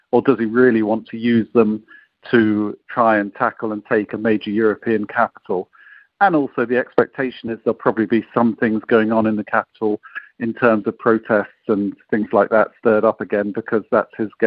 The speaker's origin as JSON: {"language": "English", "country": "United Kingdom", "said": "as a British representative for Britain's support"}